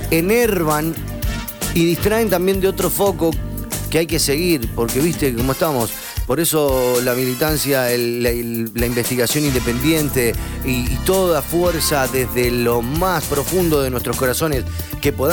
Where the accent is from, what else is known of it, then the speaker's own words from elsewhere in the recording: Victoria, Entre Ríos, Argentina; now in Rosario, Argentina; Soy …, soy de Victoria, pero hace 10 años vivo en Rosario